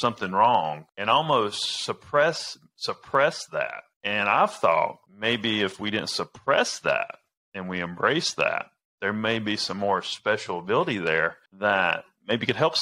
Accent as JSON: {"language": "English", "region": "the South", "country": "United States", "tie": "born or raised there", "accent": "redneck", "said": "I grew up in the South. I sound like a redneck"}